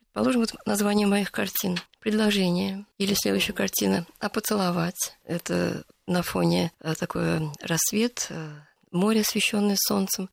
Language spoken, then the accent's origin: Russian; Moscow, Russia; moved away as an adult; also born or lived in Baku / Saint Petersburg; я вообще-то москвичка